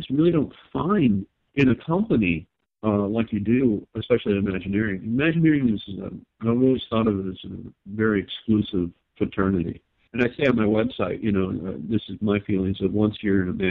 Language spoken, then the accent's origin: English; Long Beach, California, United States; I grew up in Long Beach area